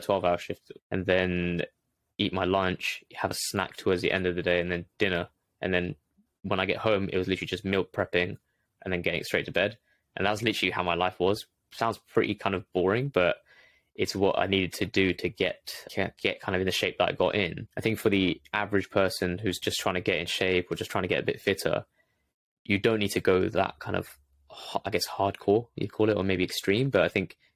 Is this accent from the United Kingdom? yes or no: yes; London, United Kingdom; I was born in London, grew up in London, ended up going to uni in London as well.